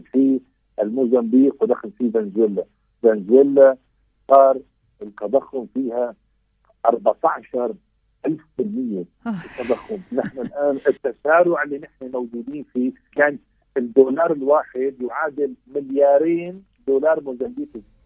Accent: Syria

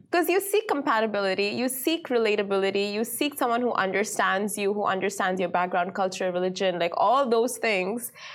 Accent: Dubai, United Arab Emirates; also born or lived in India; I was born in India, raised in Dubai

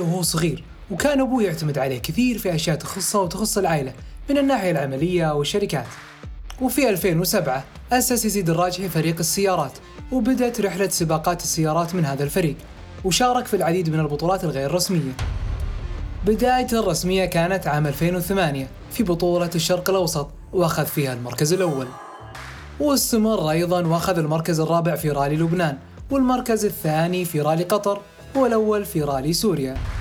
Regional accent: Saudi Arabia; عندنا في السعودية

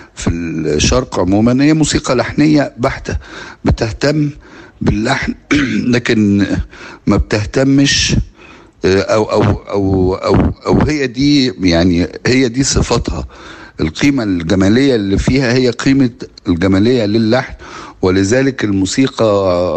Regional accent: Egypt; كمصريين وكعرب

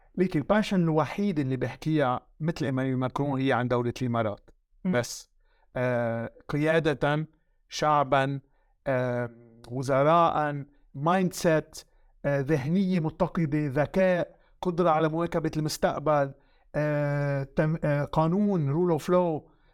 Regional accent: Lebanon; also born or lived in France; now in United Arab Emirates; وانا فرنسي لبناني

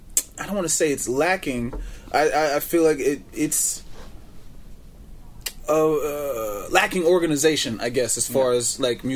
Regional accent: Fayetteville, North Carolina, United States; also born or lived in New York; now in United Arab Emirates; I'm from North Carolina, born and bred

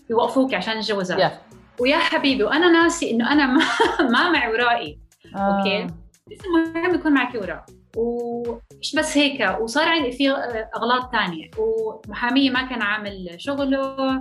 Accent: Jordan; moved away as an adult; also born or lived in France; now in Texas, United States; انا اصلي اردنيه فلسطينيه ولدانة بفرنسا بس عشت معظم حياتي معظم طفولتي بالأردن

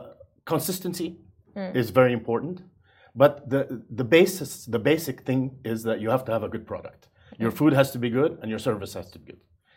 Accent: Jeddah, Makkah Province, Saudi Arabia; also born or lived in Far East / United States / Europe; I'm from Saudi Arabia, which is where the … name comes from. I wanted to have something that shows my Arab heritage. So I chose … because I'm from Jeddah, from Saudi Arabia, and I move around a lot.

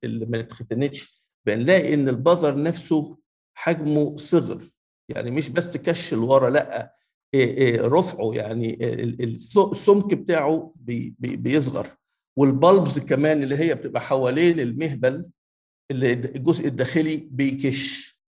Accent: Egypt; الكونسرفاتيف upbringing عندنا في مصر

